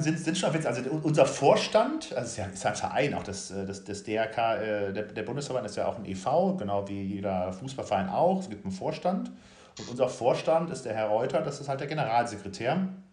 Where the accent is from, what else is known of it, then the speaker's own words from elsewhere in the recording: North Rhine-Westphalia, Germany; moved away as an adult; also born or lived in Bavaria; now in Hamburg, Germany; gebürtiger Rheinländer, äh, auch wenn ich seit äh, langer Zeit im Exil lebe